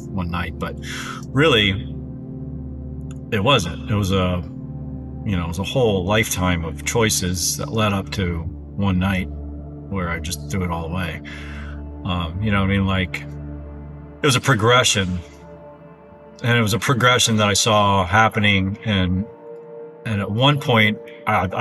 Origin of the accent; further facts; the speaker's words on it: Columbia, South Carolina, United States; moved away as an adult; now in Coquille, Oregon, United States; I grew up in South Carolina, Columbia, South Carolina